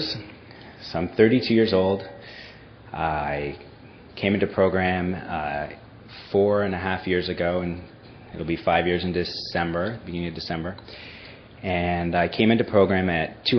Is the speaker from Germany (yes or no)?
no; Toronto, Ontario, Canada; moved away; I grew up in Toronto, Canada